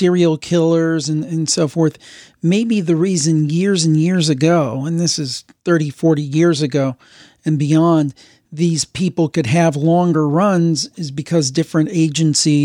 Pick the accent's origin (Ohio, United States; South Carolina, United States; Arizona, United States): Ohio, United States; I'm from Ohio